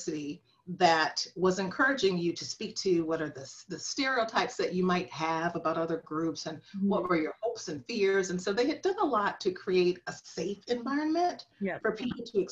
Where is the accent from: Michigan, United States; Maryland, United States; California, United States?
Michigan, United States; Flint; I am from Flint, Michigan